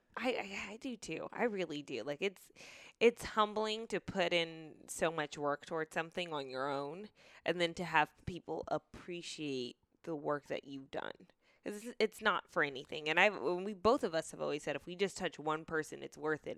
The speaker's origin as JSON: {"language": "English", "town": "Marietta", "region": "Georgia", "country": "United States", "tie": "born or raised there", "said": "I grew up in Marietta, too"}